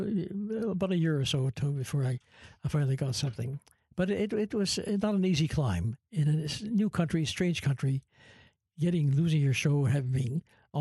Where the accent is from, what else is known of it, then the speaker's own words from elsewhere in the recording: Canada; moved away as an adult; also born or lived in Toronto; I'm from Canada